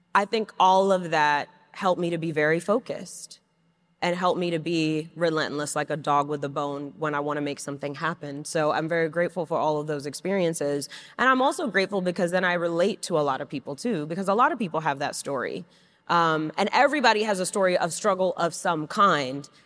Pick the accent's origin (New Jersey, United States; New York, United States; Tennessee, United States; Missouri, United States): New York, United States; New York City; I grew up in Flushing, Queens